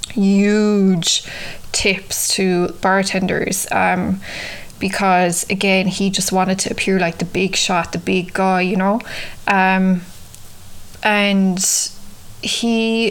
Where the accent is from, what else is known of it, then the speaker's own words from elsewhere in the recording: Ireland; moved away as an adult; now in New York, United States; I'd always had cats growing up in Ireland, but you know, in Ireland we mostly keep our cats outside in the countryside